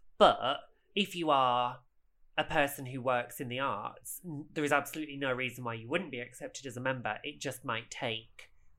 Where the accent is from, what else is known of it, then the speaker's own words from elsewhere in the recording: Sussex, South East England, United Kingdom; Miss Bronstein is from Sussex, as am I.